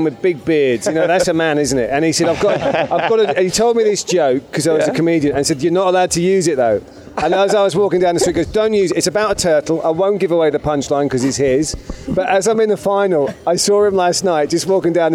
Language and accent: English; Leeds, Yorkshire and the Humber, United Kingdom; now in London, United Kingdom; I grew up in Leeds in the northern part of England, and then I moved gradually south as my life improved. Got all the way to London.